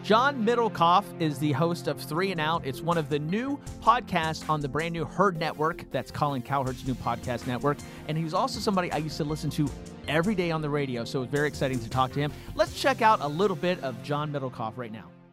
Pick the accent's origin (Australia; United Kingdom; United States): United States; East Coast; growing up on the East Coast